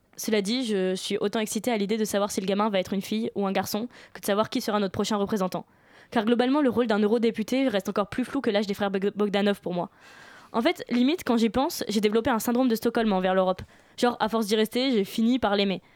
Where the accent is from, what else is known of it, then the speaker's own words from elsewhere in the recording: France; moi je suis française